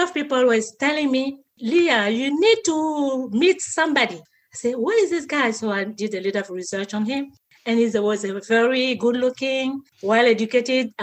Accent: Côte d’Ivoire; moved away; also born or lived in Paris, France / Astana, Kazakhstan; I was born and raised in Côte d'Ivoire, West Africa, and I left

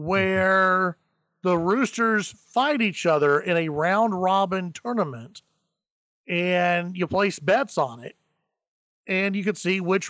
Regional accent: Grand Prairie, Texas, United States; When I was growing up in Grand Prairie, we had just moved into our new, very nice neighborhood in Grand Prairie.

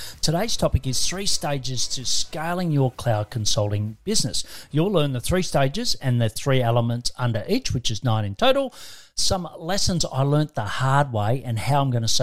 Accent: Australia; I'm an Aussie

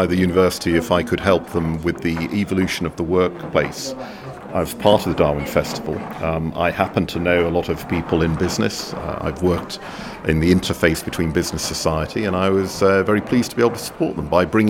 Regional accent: Wellington, West Midlands, United Kingdom; now in Shrewsbury, United Kingdom; I may have a strangely non-Shropshire surname, but I grew up here in Wellington and surrounding areas.

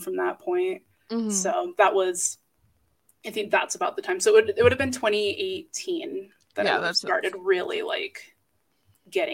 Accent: Utah, United States; I'm from Utah, and I mm-hmm. raised Mormon, still Mormon

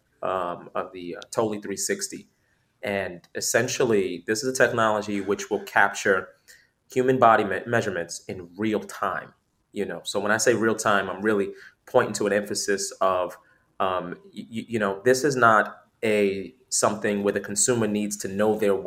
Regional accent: New York City, New York, United States; fashion has always been a big part of kind of growing up in New York City.

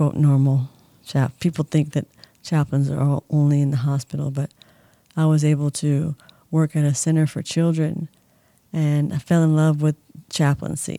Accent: San Diego, California, United States; also born or lived in Indianapolis, Indiana; now in Palm Springs, United States; I'm originally from San Diego. I was born and raised there

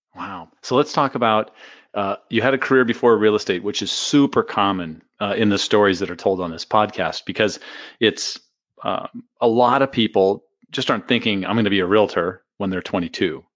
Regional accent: San Diego, California, United States; moved away as an adult; now in Phoenix, United States; Portland's a lot like San Diego, where I grew up

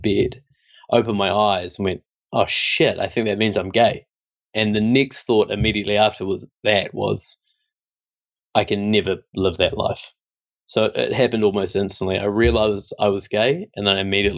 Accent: Christchurch, Canterbury, New Zealand; I grew up in New Zealand and in Christchurch

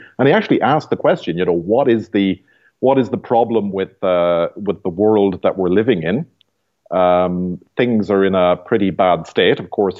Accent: Ireland; moved away as an adult; now in Canada; And I'm from Ireland originally, and I have spent 6 years in the apostolate in Europe, then 7 years in Canada so far.

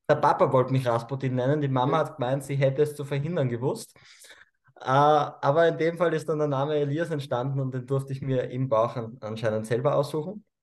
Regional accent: Cusco, Peru; born there; denn ich bin im heiligen Tal der Inkas im Urubamba-Tal ähm, geboren. Also ich bin in Peru geboren.

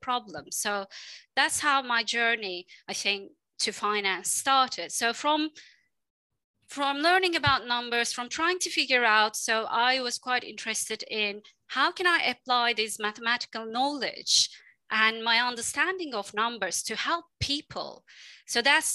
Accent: Istanbul, Turkey; moved away as an adult; also born or lived in Dublin, Ireland; a girl from Istanbul. I'm from Istanbul originally

